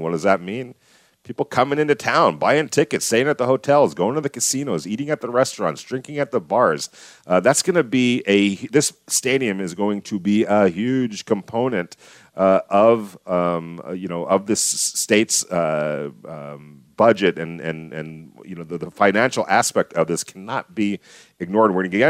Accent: Los Angeles, California, United States; now in Las Vegas, United States; I come from Los Angeles.

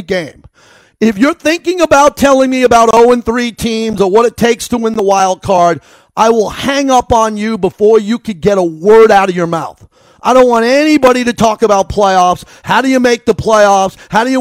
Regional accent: New York, United States; I grew up in New York

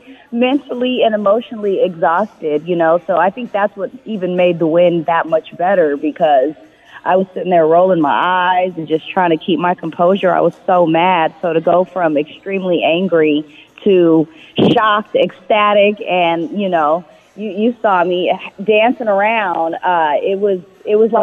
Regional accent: California, United States; now in Las Vegas, United States; I'm from California

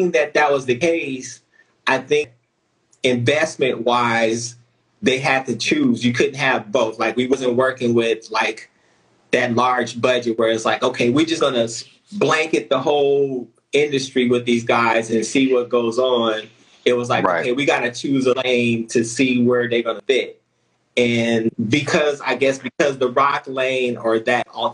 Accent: California, United States; we're from California.

